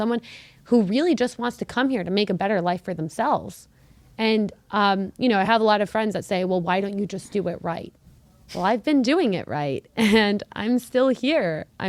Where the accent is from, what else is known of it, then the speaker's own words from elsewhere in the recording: Canada; I'm Canadian, which means I have access to getting some easier visas, which is pretty cool.